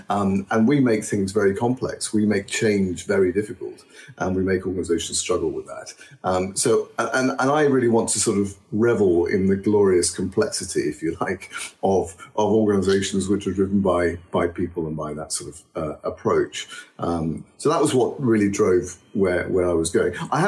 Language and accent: English; Egypt; also born or lived in Australia; I grew up in Egypt and Australia. I worked in Switzerland and the States.